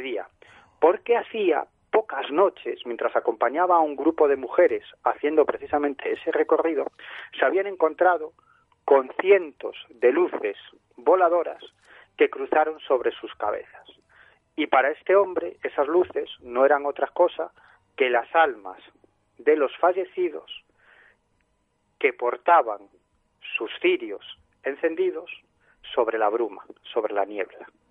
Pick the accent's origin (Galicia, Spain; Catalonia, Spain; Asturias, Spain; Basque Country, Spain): Galicia, Spain; yo soy gallego